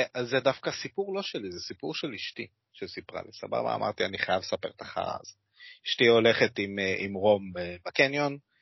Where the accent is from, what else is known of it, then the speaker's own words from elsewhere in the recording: Kiryat Yam, Haifa District, Israel; moved away; אני מגיע במקור מהצפון, אוקיי? קריית ים רפרזנט